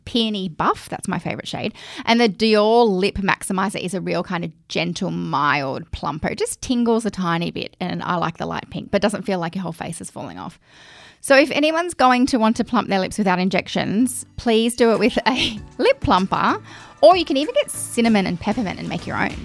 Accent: Australia; accent: Aussie Bogan; my Aussie Bogan accent

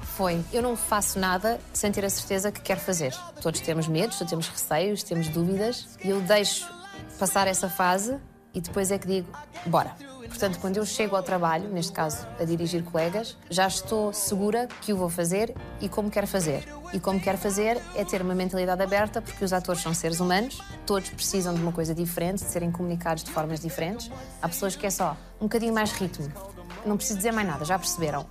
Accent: Portugal; moved away; sou portuguesa

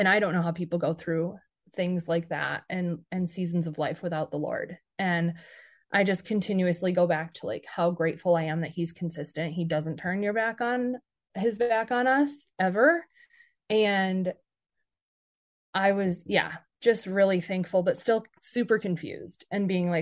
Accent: Grand Rapids, Michigan, United States; moved away as an adult; also born or lived in Arizona; my hometown in Grand Rapids

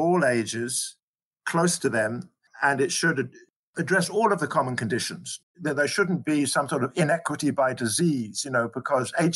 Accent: Scotland, United Kingdom; moved away as an adult; now in South Africa; I came here from Scotland, actually, originally, where I trained as a general practitioner

